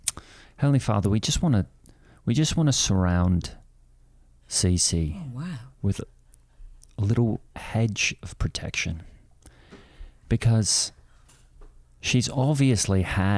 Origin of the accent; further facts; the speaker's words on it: Australia; I'm from Australia.